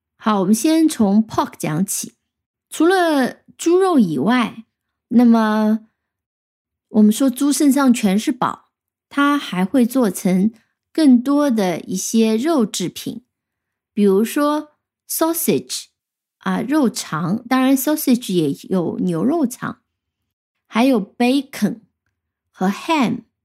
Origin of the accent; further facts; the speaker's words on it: China; 我们中国人